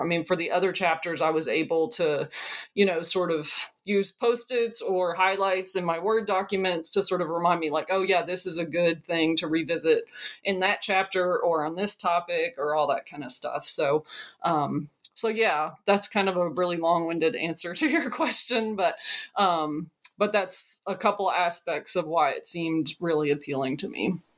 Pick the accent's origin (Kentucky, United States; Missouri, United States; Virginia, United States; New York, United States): Kentucky, United States; Madison County; I am from Kentucky. I'm from Madison County, sort of central Kentucky region